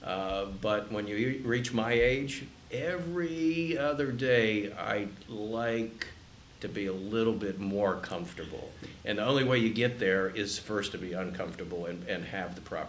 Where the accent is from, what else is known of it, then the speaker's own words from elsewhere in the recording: Columbus, Ohio, United States; I grew up in Columbus when it was a cow town